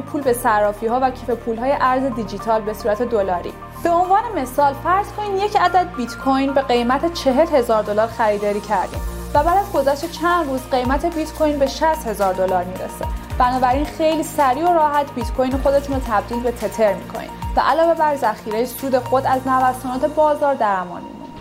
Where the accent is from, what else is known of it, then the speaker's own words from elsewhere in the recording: Iran; ما به عنوان یه ایرانی